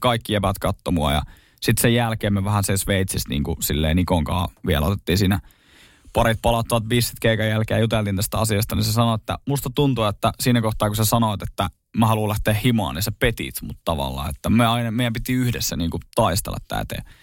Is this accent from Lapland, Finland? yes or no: no; Oulunsalo, North Ostrobothnia, Finland; moved away; jos mä menen käymään Oulusalossa, sieltä mistä mä oon alun perin kotoisin